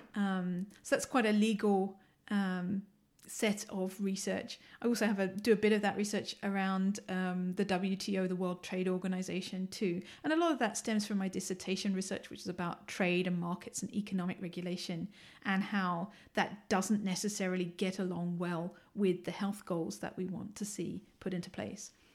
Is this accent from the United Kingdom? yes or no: yes; London, United Kingdom; accent: English; moved away as an adult; now in Ann Arbor, United States; I'm originally from the U K. I was born in London. I'm a Londoner.